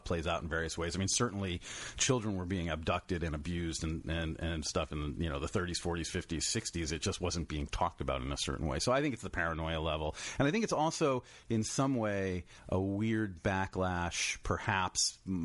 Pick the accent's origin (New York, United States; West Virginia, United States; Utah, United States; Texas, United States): New York, United States; New York City; moved away as an adult; also born or lived in San Francisco / Boston / Philadelphia; now in Los Angeles, United States; I grew up on the Upper East Side of Manhattan.